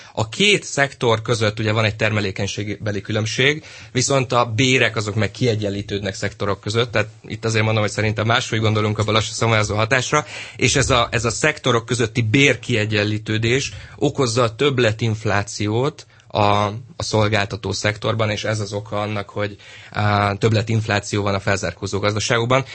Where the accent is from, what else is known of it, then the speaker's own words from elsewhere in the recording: Pécs, Baranya, Hungary; Pécsi vagyok